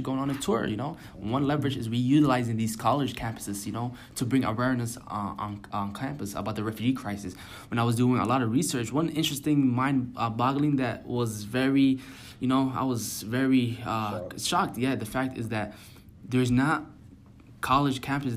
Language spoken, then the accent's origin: English; United States; growing up in America